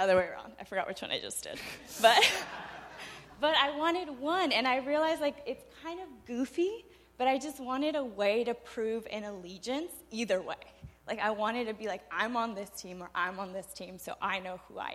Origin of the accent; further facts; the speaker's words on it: United States; first language Spanish; English is a second language; growing up in the U.S. I was born and raised here